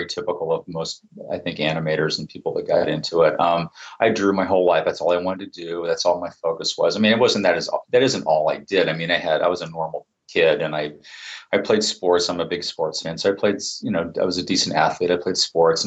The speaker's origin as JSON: {"language": "English", "town": "Santa Rosa", "region": "California", "country": "United States", "tie": "born or raised there", "said": "I'm from Santa Rosa"}